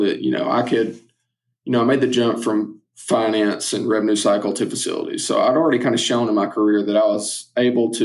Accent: Northwest Georgia, United States; It was actually in my hometown

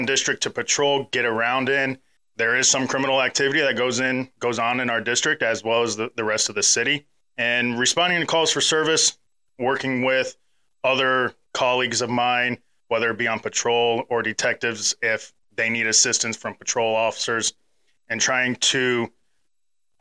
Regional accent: Ohio, United States; also born or lived in Charleston, South Carolina; now in Auburn, United States; the town that we grew up in Ohio

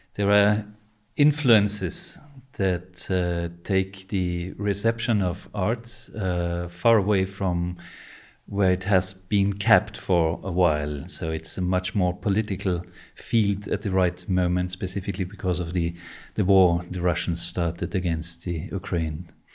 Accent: Vienna, Austria; when I grew up here in Vienna

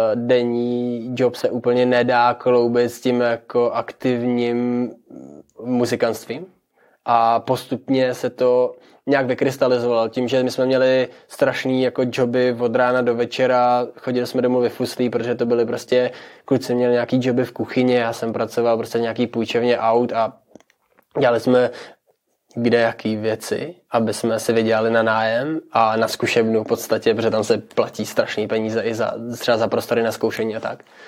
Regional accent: Czechia; moved away as an adult; also born or lived in England / South Bohemia; now in Liberec, Czechia; byli najednou tři Češi v kapele v Anglii

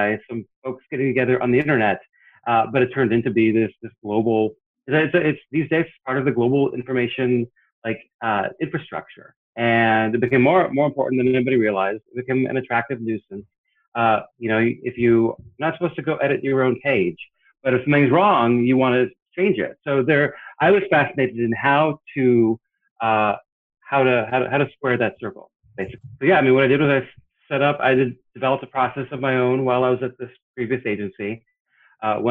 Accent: Portland, Oregon, United States; moved away as an adult; now in Washington, D.C., United States; I was born and raised in Portland, Oregon

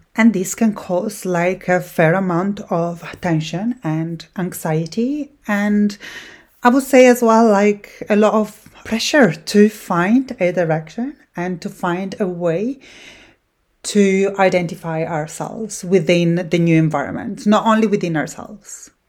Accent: Italy; English is a second language; moved away as an adult; now in Scotland, United Kingdom; I was born in Italy

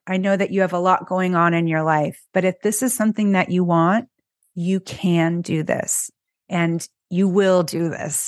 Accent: California, United States; moved away as an adult; now in Philadelphia, United States; I grew up in California and now I'm in Philly.

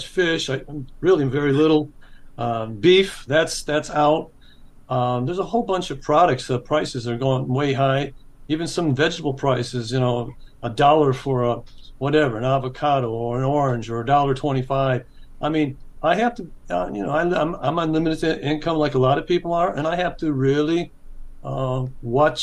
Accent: California, United States; also born or lived in Michigan; being a Californian like myself and my wife

